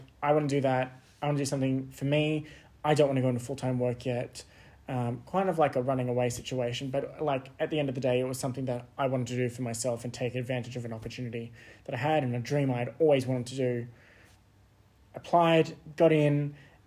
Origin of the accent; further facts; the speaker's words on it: Sydney, New South Wales, Australia; born and raised in Sydney, grew up there